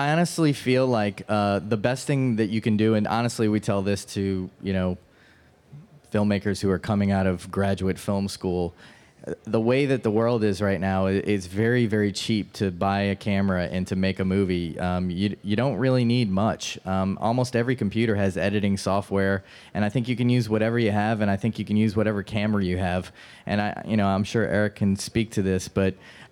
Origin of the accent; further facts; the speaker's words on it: New Orleans, Louisiana, United States; Mark and I came from just regular dudes growing up in New Orleans.